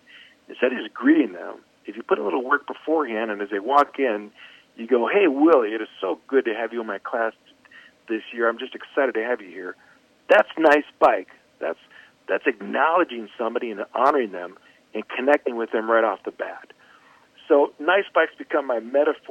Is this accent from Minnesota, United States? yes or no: yes; Minnesota, United States; I'm from Minnesota